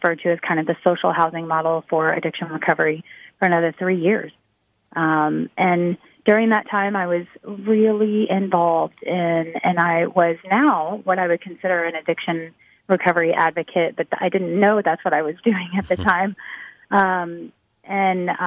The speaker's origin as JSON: {"language": "English", "region": "Texas", "country": "United States", "tie": "born or raised there", "said": "here in my home state"}